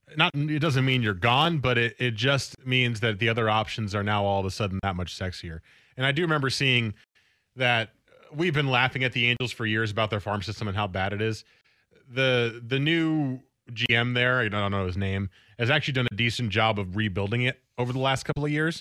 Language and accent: English; Teaneck, New Jersey, United States; now in Portland, United States; my hometown of Teaneck, New Jersey.